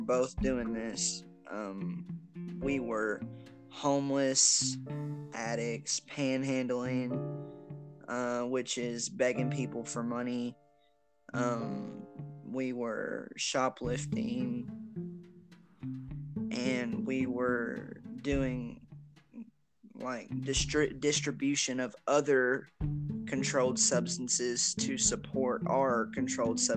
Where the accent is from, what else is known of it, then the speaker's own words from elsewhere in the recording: Versailles, Kentucky, United States; moved away; I am from Versailles, Kentucky, originally